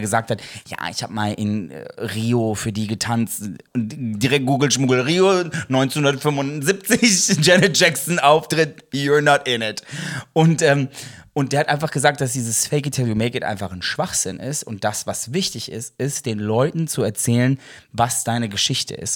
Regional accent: Ruhr area, North Rhine-Westphalia, Germany; wir kommen aus dem Ruhrgebiet

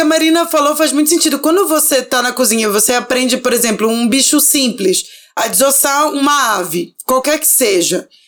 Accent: Belém, Pará, Brazil; now in São Paulo, Brazil; eu sou do norte, eu sou de Belém, e eu cresci com a minha avó temperando o camarão no limão

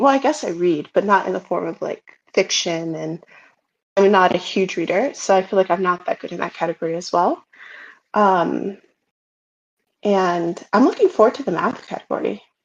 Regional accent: United States; I'm American

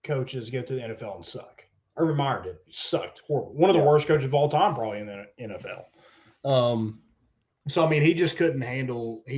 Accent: United States; I'm American as crap

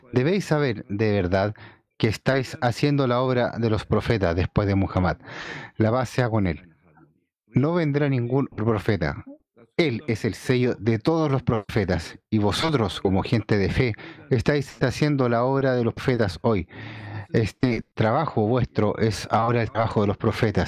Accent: China; como chino

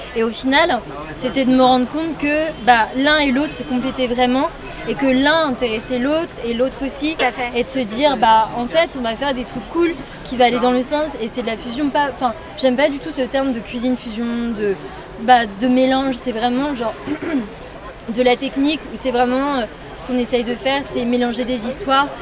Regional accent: Paris, Île-de-France, France; je suis née à Paris comme ma deuxième sœur

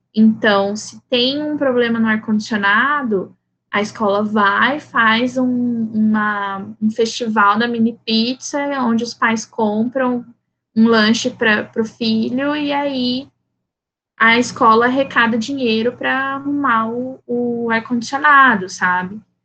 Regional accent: Campo Grande, Mato Grosso do Sul, Brazil; first language Portuguese; nascida e criada em Campo Grande, Mato Grosso do Sul

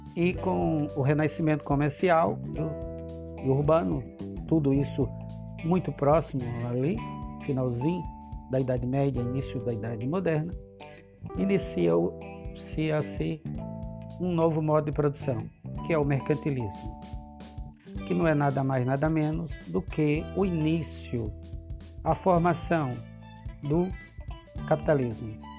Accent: Northeast Region, Brazil; Sou nordestino

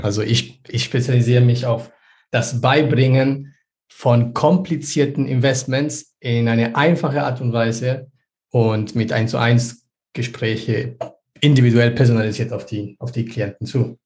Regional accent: Peru; ich bin selber in Peru aufgewachsen

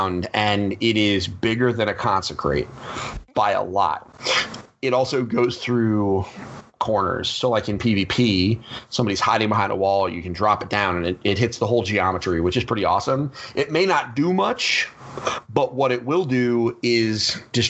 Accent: Connecticut, United States; we're from Connecticut

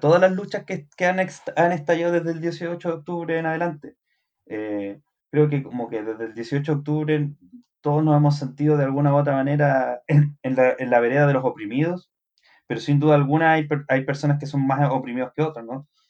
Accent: Chile; como chileno

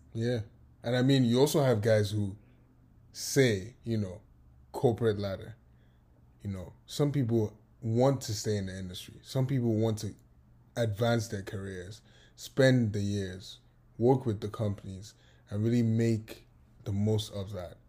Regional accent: Lagos, Nigeria; moved away as an adult; now in United States; I was born in Nigeria. I was born in Lagos. And I was raised in Lagos.

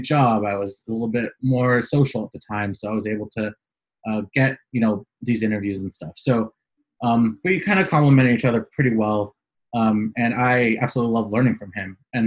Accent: San Francisco, California, United States; moved away as an adult; now in Los Angeles, United States; I was born and raised in San Francisco. I currently live in Southern California, Los Angeles

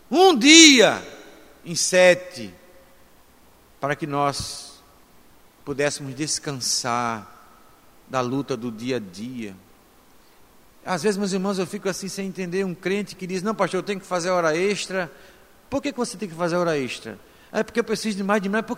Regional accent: Brazil; A nacionalidade somos brasileiros

